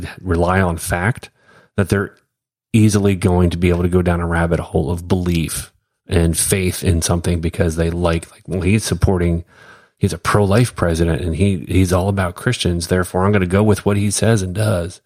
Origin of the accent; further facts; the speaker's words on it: United States; being an American